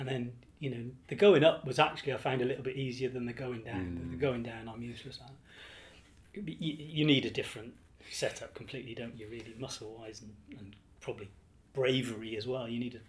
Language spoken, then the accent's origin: English; England, United Kingdom; now in Ireland; As I say, when we came over to here from England, my wife and I were keen.